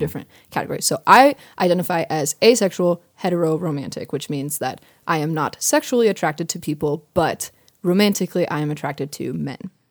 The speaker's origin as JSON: {"language": "English", "country": "United States", "said": "I'm American"}